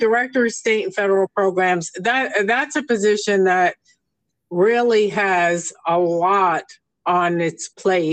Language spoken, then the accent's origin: English; New York, United States; now in Palm Desert area, United States; I come from New York